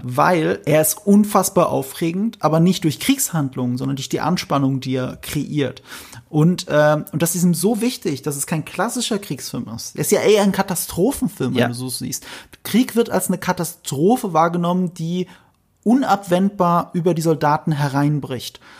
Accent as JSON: {"language": "German", "country": "Germany", "said": "wir Deutschen"}